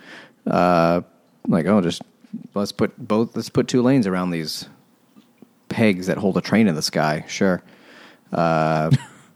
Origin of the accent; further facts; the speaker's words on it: Manhasset, New York, United States; I was born in Manhasset, and I lived there till I was 5, at which point I moved into the city